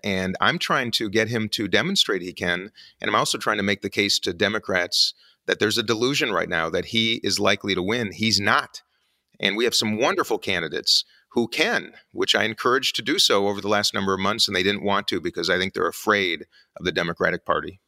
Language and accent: English; United States; as an American